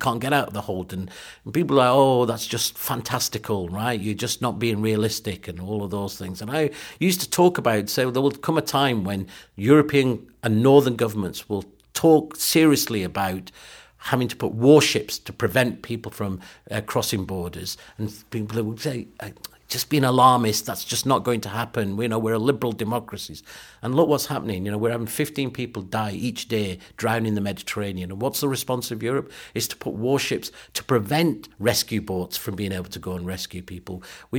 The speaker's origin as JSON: {"language": "English", "country": "Pakistan", "tie": "born there", "said": "So look, you know, I was born in Pakistan. When I go back to Pakistan"}